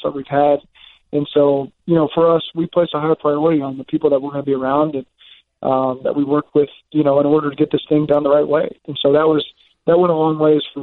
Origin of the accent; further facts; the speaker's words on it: Oklahoma, United States; now in Cincinnati, United States; I grew up in Oklahoma